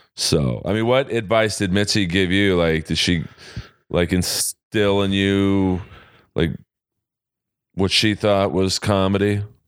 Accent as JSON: {"language": "English", "town": "Los Angeles", "region": "California", "country": "United States", "tie": "born or raised there", "said": "We grew up in Bel Air"}